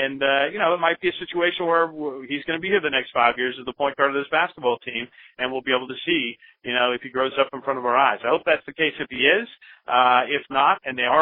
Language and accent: English; Bay Area, California, United States; moved away; I have since I was 13 years old growing up in the Bay Area